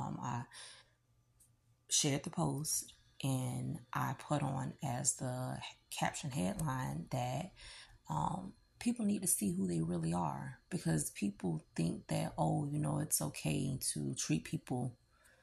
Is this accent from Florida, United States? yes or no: yes; Jacksonville, Florida, United States; I'm from Florida, Duval.